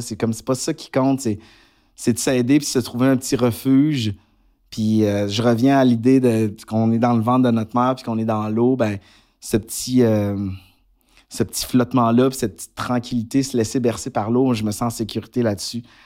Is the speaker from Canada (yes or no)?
yes; Quebec, Canada